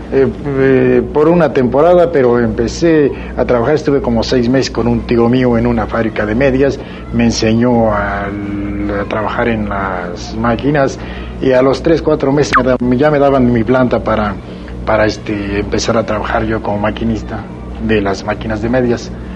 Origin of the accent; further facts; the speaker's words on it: Mexico City, Mexico; nací cerca de la Ciudad de México. Soy, pues me considero aquí de la capital porque cuando llegué a México tenía aproximadamente